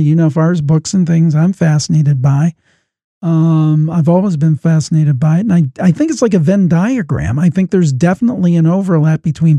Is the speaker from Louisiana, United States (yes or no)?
no; Cleveland, Ohio, United States; I'm from Cleveland, Ohio